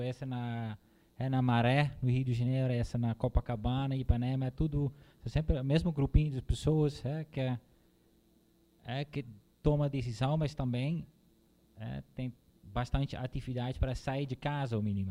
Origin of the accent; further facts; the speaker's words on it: Netherlands; Portuguese is a second language; moved away as an adult; now in Brazil; sou holandês, já moro há 12 anos aqui no Brasil